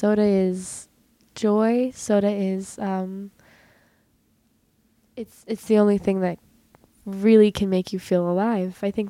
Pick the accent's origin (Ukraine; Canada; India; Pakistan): Ukraine; born there; Actually, I was born in Ukraine, and in Ukraine, it's called kvass.